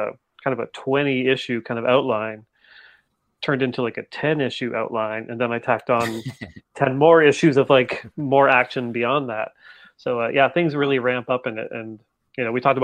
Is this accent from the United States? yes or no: no; Canada; I'm Canadian